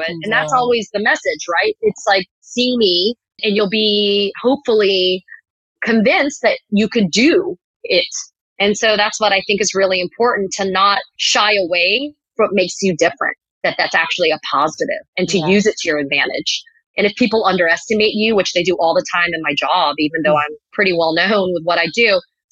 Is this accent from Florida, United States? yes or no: yes; Miami, Florida, United States; also born or lived in New York / Tuscaloosa, Alabama; I was born in New York, but then I lived in Tuscaloosa, Alabama until age 8 when I moved to Miami